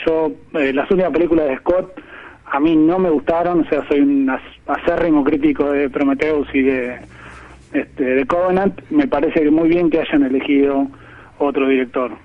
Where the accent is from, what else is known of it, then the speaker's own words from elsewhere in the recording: Dolores, Buenos Aires Province, Argentina; yo crecí en Dolores, que es un pueblo a 200 kilómetros de capital, nací en capital, pero crecí en Dolores.